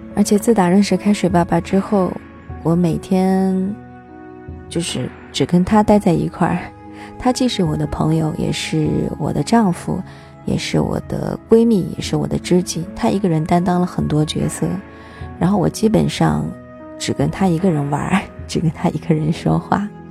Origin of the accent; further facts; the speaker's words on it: China; 我们中国人